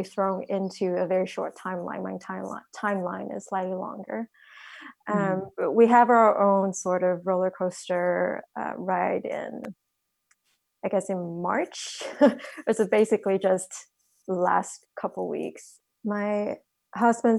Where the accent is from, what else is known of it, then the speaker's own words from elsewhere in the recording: Taiwan; now in United States; I'm originally from Taiwan, so my family was impacted very early on